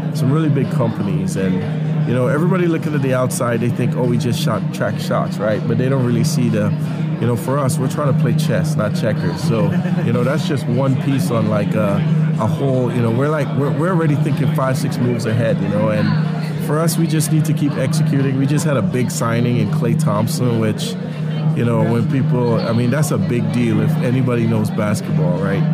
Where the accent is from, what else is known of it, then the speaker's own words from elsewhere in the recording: Trinidad & Tobago; now in Kansas City, United States; I grew up in Trinidad and Tobago